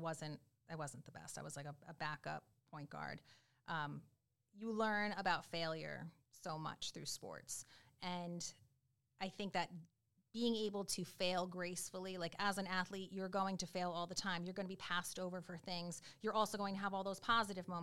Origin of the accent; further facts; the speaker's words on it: Rhode Island, United States; moved away as an adult; I am from Rhode Island